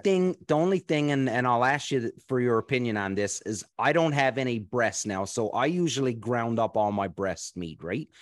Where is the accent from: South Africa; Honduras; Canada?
Canada; East Coast of Canada; I grew up on the East Coast of Canada